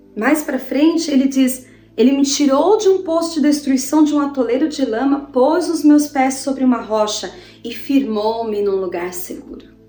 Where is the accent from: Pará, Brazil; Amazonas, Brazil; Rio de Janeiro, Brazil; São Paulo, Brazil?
São Paulo, Brazil; Botucatu; em Botucatu, né, a cidade onde eu nasci, no interior de São Paulo